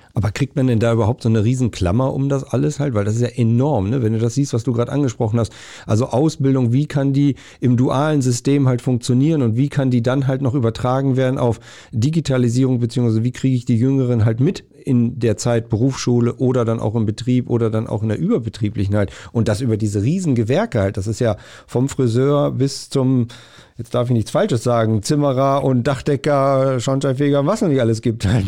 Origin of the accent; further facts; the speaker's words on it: north-central Germany, Germany; Ich komme so auch aus Nordmitteldeutschland